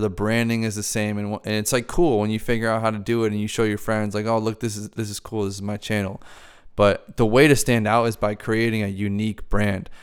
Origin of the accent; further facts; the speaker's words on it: Boston, Massachusetts, United States; I'm here in Boston, so that's that's me, fully Irish. I'm an American though. I was born here